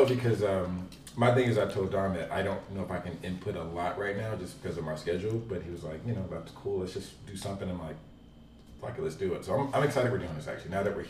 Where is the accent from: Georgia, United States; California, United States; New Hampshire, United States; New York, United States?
Georgia, United States; Atlanta; now in Dallas, United States; Dallas by way of Atlanta. Not hot Atlanta, because I hate when people say that. It's terrible. But by way of Atlanta, Georgia.